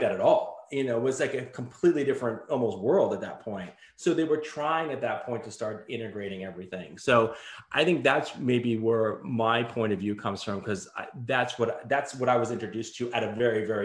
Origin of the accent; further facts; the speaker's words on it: Las Vegas, Nevada, United States; also born or lived in Connecticut; I was born in Connecticut, but I went to I, I moved to uh, Las Vegas, Nevada when I was um, yeah when I was five. So I started um, kindergarten and elementary school there